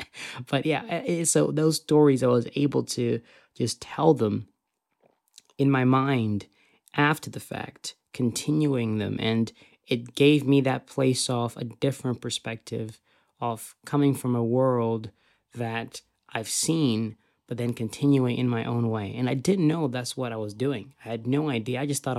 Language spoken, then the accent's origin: English; Zimbabwe; I was very blessed that I grew up in Zimbabwe because I had the opportunity to watch such a diverse library of content